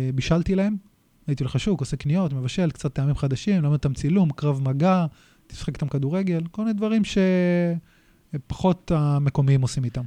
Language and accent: Hebrew; Nahariya, Northern District, Israel; moved away as an adult; גדלתי בנהריה, ההורים שלי גרושים.